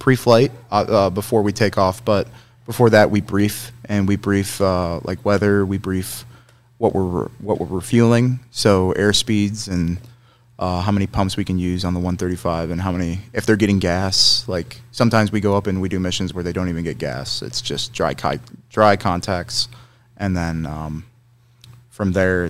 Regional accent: Edwardsville, Illinois, United States; also born or lived in Chicago; And so I was born in Chicago. And then from there, when we moved down in 99, we came to Edwardsville.

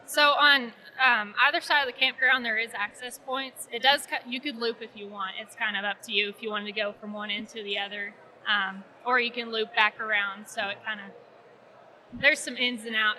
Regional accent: Ardmore, Oklahoma, United States; I grew up in Ardmore, Oklahoma

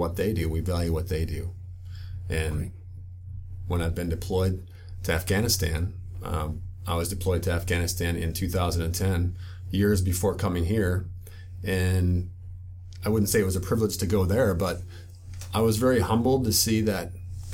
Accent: Midwest, United States; I grew up in the Midwest

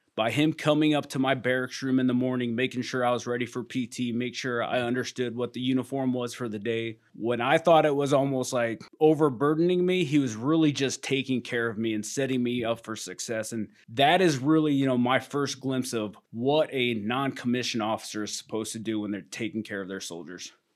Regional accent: Iowa, United States; moved away; I was born and raised in Iowa, spent most of my life living on a farm.

